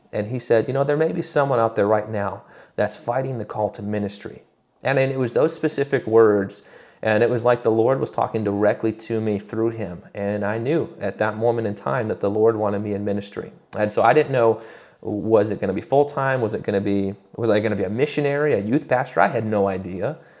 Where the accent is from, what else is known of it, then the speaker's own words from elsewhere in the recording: Michigan, United States; now in Roanoke, United States; I'm originally from Michigan.